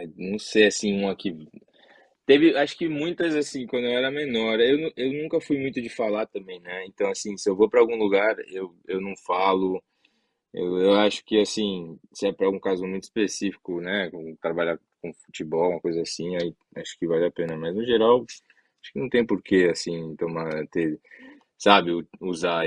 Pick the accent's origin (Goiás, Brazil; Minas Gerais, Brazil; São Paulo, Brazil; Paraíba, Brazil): São Paulo, Brazil; also born or lived in Guarujá; now in United States; a gente cresceu em São Paulo